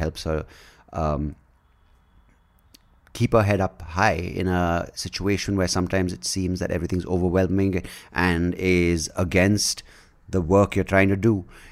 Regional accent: India; me being from India

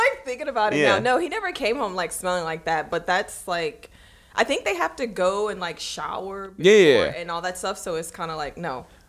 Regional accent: Baton Rouge, Louisiana, United States; moved away as an adult; also born or lived in Atlanta / Miami; now in Calabasas, United States; growing up in Louisiana

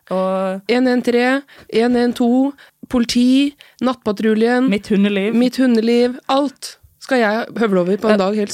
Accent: Oslo, Norway; also born or lived in Larvik / Trondheim; Nei, for du er fra Oslo. Ja. Men jeg er halvt fra Larvik, da.

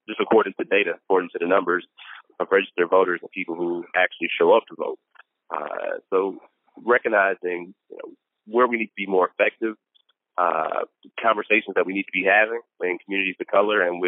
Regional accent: Milwaukee, Wisconsin, United States; born and raised in Milwaukee

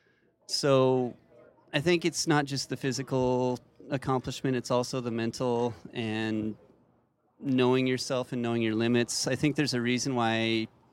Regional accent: Wyoming, United States; now in Spokane, United States; Not so much in Spokane, but I grew up in Wyoming, so mostly back there

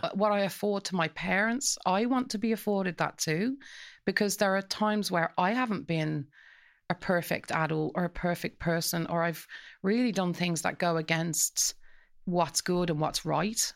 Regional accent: Coventry, West Midlands, United Kingdom; now in Dublin, Ireland; so we grew up in Coventry, and all of the families on our street, it was a council estate

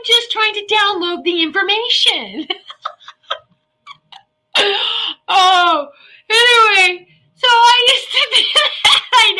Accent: Norfolk, Virginia, United States; I grew up in Norfolk, Virginia Beach area.

